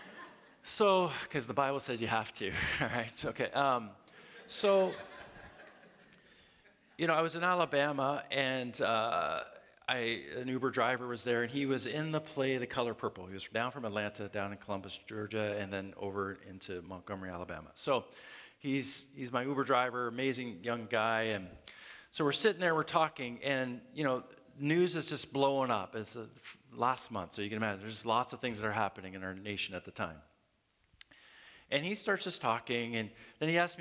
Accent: Canada; moved away; I'm from Canada and, man, I had trouble getting my immigration status

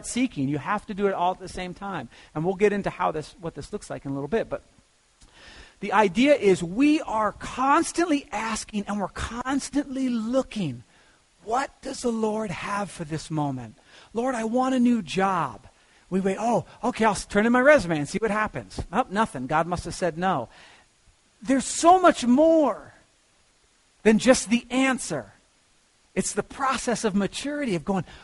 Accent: United States; also born or lived in Lakewood; I'm an American

